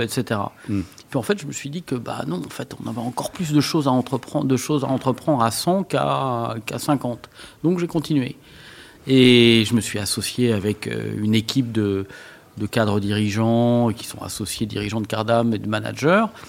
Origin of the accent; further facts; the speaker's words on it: Villedieu, France; je suis né à Villedieu